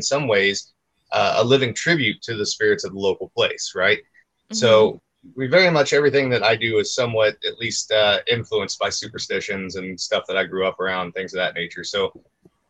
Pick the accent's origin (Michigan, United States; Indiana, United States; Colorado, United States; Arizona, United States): Indiana, United States; Washington County; I'm from Washington County